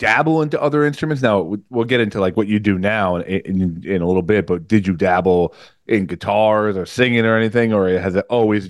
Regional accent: Woodbridge, New Jersey, United States; also born or lived in Rockaway; now in Denville, United States; I used to live in Rockaway. I grew up in Woodbridge, but made my way up here, and now I'm in Indian Lake over here in Denville.

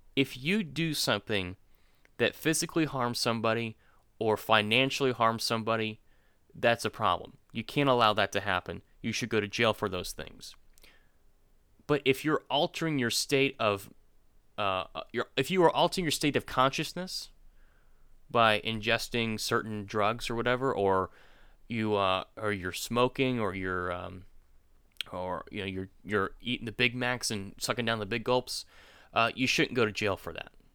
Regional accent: Florida, United States; now in Georgia, United States; Jacob and I were born in, in Florida. We live in Georgia now.

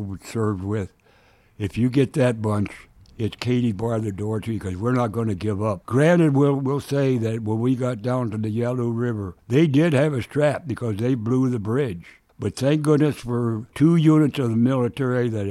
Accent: Minnesota, United States; I was raised in Minnesota

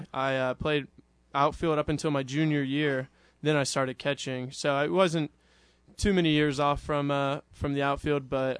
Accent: Houston, Texas, United States; moved away as an adult; now in Ruston, United States; I'm from Houston, Texas. Went to St. Thomas High School in downtown.

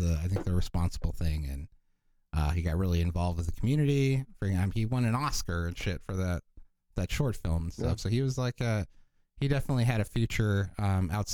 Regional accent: Southern California, United States; I'm from Southern California, Lakers fan.

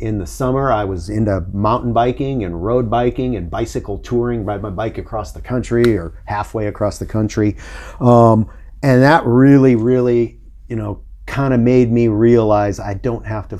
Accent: Sioux City, Iowa, United States; also born or lived in Colorado / Honduras / San Francisco; now in Monterey, United States; But I grew up in Iowa in the 70s and 80s.

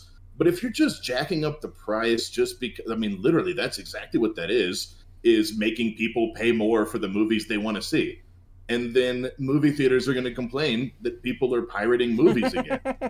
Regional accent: Houston, Texas, United States; we're all from Houston, Texas

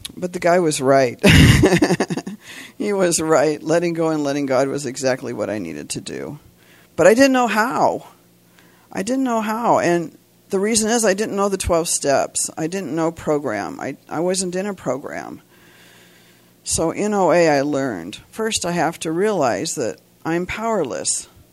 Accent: Santa Cruz, California, United States; I'm from Santa Cruz, California

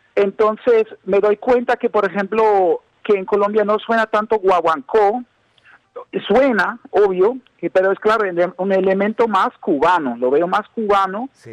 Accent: Berlin, Germany; Spanish is a second language; yo soy alemán, yo soy un, músico eh, de Alemania. Yo nací en, Berlín, en Alemania.

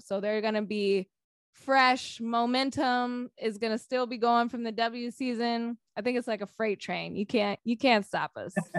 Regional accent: Sacramento, California, United States; I'm from Sacramento.

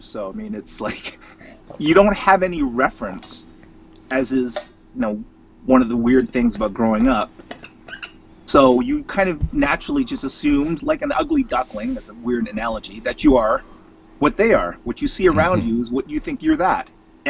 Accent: Scarborough, Ontario, Canada; Yes, I did. Grew up along the Scarborough Bluffs. I grew up in a small suburb called Guildwood.

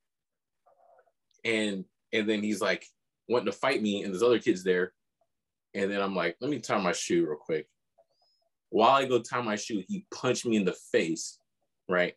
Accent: Elk Grove, California, United States; also born or lived in El Centro; growing up in El Grove, though, back in the farm days

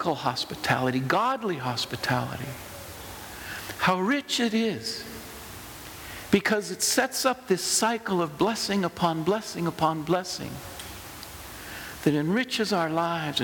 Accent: United States; accent: American; my ridiculous American accent

